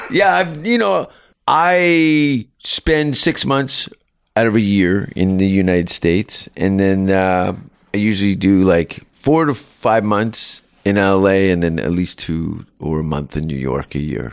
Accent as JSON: {"language": "English", "country": "Canada", "said": "as a Canadian"}